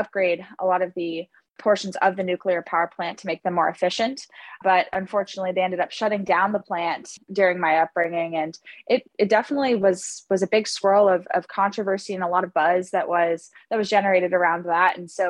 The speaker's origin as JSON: {"language": "English", "town": "San Clemente", "region": "California", "country": "United States", "tie": "born or raised there", "said": "So I am from San Clemente, California, which is a beach town in Southern California, about halfway between San Diego and Los Angeles."}